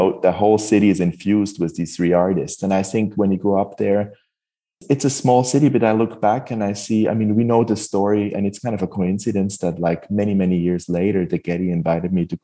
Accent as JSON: {"language": "English", "country": "Switzerland", "tie": "born or raised there", "also_born_or_lived": "Basel / Hamburg", "moved": "as an adult", "lives_now": "California, United States", "said": "growing up in Switzerland, I had to move to California"}